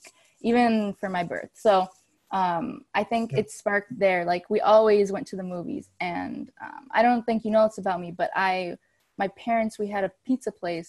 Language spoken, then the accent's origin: English; Hustisford, Wisconsin, United States; now in Los Angeles, United States; I'm from Hustisford, Wisconsin.